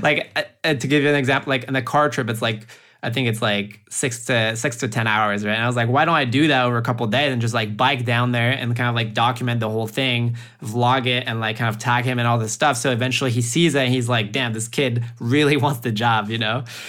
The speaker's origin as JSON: {"language": "English", "region": "northeast France", "country": "France", "tie": "born or raised there", "also_born_or_lived": "Silicon Valley", "moved": "as an adult", "said": "I grew up in France, in the northeast of France, like a little small wine growing region"}